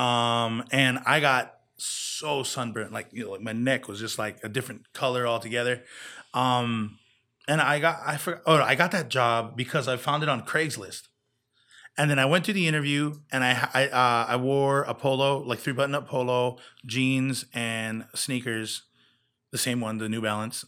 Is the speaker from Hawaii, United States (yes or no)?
yes; Kona, Hawaii, United States; now in Las Vegas, United States; my hometown